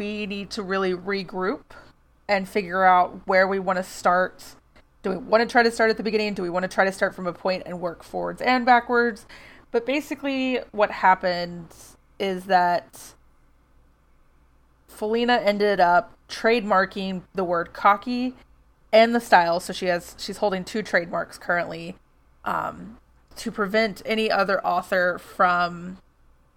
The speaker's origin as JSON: {"language": "English", "town": "Atlanta", "region": "Georgia", "country": "United States", "tie": "born or raised there", "moved": "yes", "lives_now": "New York City, United States", "said": "an Atlanta area code. It gave me a moment of just like, oh, that's my hometown"}